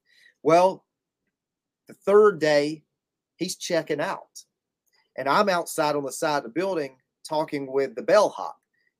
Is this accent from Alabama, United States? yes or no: yes; Alabama, United States; I told him I was from Alabama.